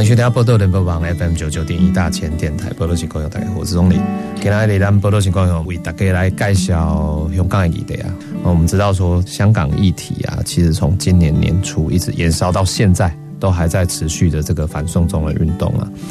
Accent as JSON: {"language": "Chinese", "country": "Taiwan", "said": "我们台湾人"}